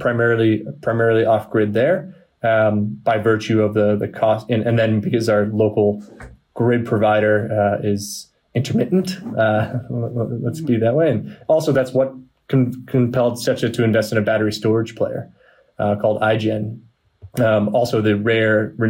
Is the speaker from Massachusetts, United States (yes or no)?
yes; Boston, Massachusetts, United States; I'm from Boston. I'm a pretty stereotypical white guy, you know, from America